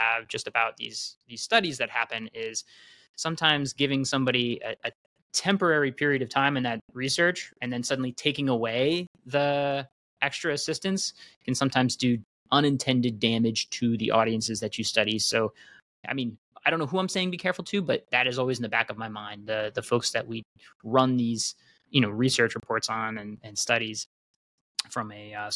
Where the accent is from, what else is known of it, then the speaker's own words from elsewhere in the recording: California, United States; as a Californian